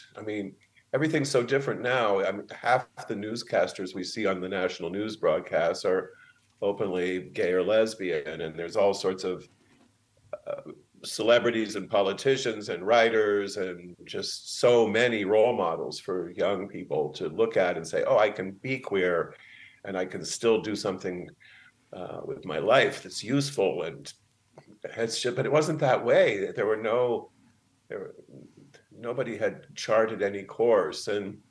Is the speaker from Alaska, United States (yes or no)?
no; Arizona, United States; also born or lived in Indiana; now in San Francisco, United States; No, I was born in Indiana, and my parents were in graduate school, so we moved around until they both finished and got professorships at Arizona State, where I went to high school.